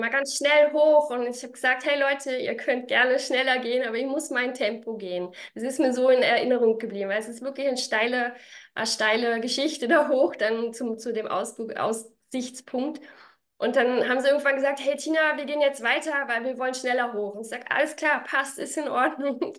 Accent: Berlin, Germany; also born or lived in Vorarlberg; now in Salzburg, Austria; Bin ja ursprünglich aus Berlin, habe dann ganz lange in Vorarlberg gewohnt, wohne jetzt mittlerweile also da bin ich dann

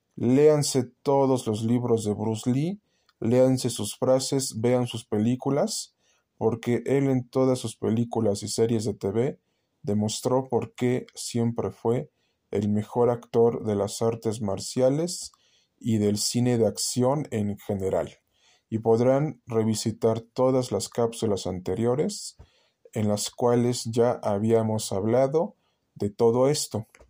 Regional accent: Mexico; nosotros como mexicanos

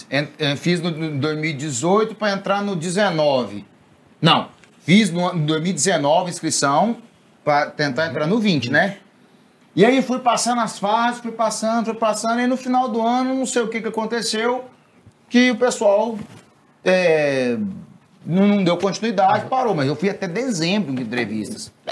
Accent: Anápolis, Goiás, Brazil; Sou lá de Anápolis

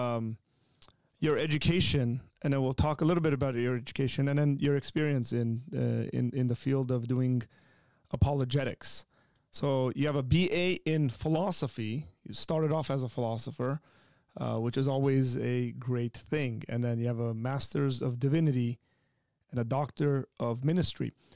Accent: Armenia; moved away; born and raised in Armenia

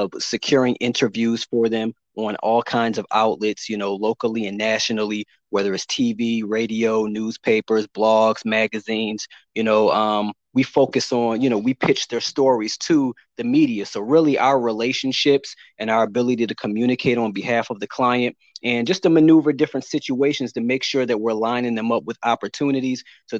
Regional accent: Chicago, Illinois, United States; also born or lived in Orange, New Jersey / Kearney, New Jersey / Rochester / Washington, D.C.; But for the majority of my life, after growing up in Chicago, I went on to attend Howard University in Washington, D.C.

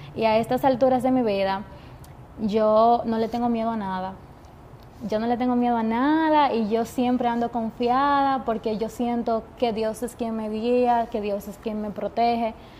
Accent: Jarabacoa, La Vega, Dominican Republic; moved away as an adult; now in Santiago, Dominican Republic; tener que salir de mi pueblo por estudiar comunicación

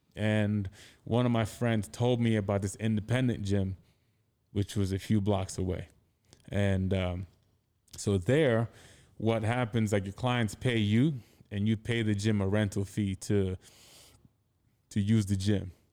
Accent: Anambra, Nigeria; moved away as an adult; also born or lived in United States / Connecticut; now in New York, United States; I grew up in Anambra State, which is in the Igbo-speaking region

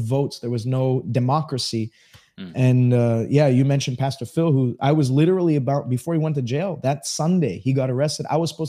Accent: Montreal, Quebec, Canada; born and raised in Montreal.

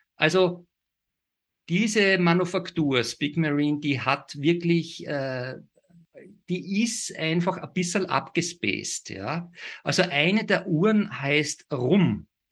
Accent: Salzburg, Austria; ich gebürtiger Salzburger bin

